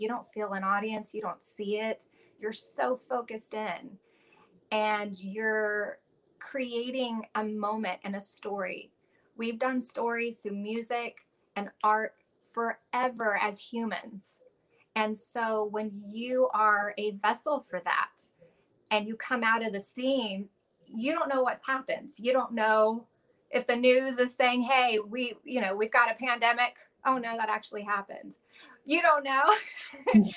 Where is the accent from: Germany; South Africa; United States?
United States; Los Angeles, California; I grew up in Los Angeles um, to a musician father and a, a, a hippie mom